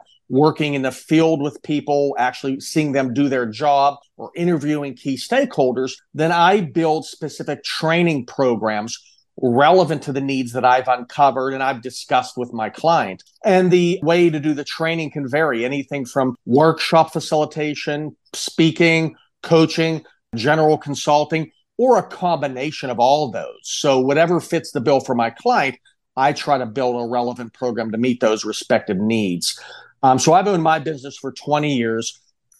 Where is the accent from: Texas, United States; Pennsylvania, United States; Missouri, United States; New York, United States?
Pennsylvania, United States; Pittsburgh; moved away as an adult; now in Tampa, United States; I'm originally from Pittsburgh, Pennsylvania